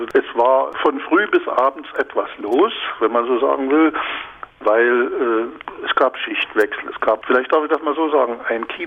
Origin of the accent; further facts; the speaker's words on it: Reichenbach, Saxony, Germany; Kinobesuche in einer vogtländischen Kleinstadt, wo ich groß geworden bin, in Reichenbach.